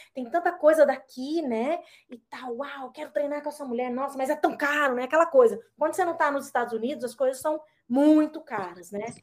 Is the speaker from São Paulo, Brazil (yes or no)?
no; Brasília, Federal District, Brazil; moved away as an adult; also born or lived in Malaysia; now in California, United States; lá no Brasil, quando sou de Brasília